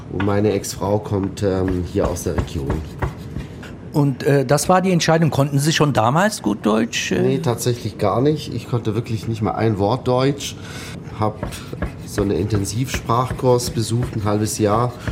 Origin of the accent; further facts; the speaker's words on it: Abu Dhabi, United Arab Emirates; moved away; also born or lived in Tunisia; Also, also ich bin in Abu Dhabi aufgewachsen. Mein Vater hat dort gearbeitet für eine französische Ölfirma und irgendwann 92, 93 haben wir Abu Dhabi verlassen, sind wir nach Tunesien